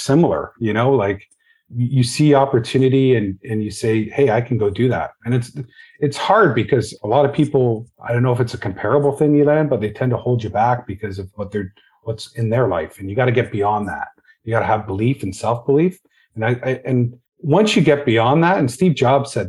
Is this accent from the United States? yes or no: no; Hamilton, Ontario, Canada; like a lot of others from Hamilton, my dad was a steel worker.